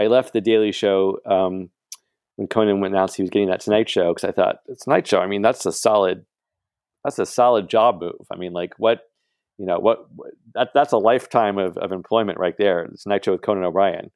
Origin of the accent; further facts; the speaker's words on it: Atlanta, Georgia, United States; moved away as an adult; also born or lived in New York; now in Los Angeles, United States; I'm from Atlanta